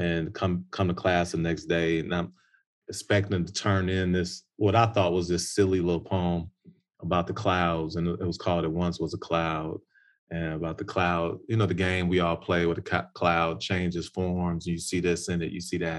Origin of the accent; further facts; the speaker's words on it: Chicago, Illinois, United States; I'm from Chicago, Chi-Town